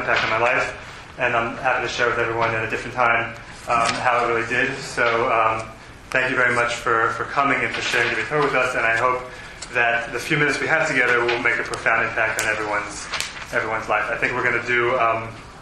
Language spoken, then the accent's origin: English; Silver Spring, Maryland, United States; moved away as an adult; now in Los Angeles, United States; I was born and raised in Silverton, Maryland, and very often when I tell people to ask where you're from, I say I'm from Silver Spring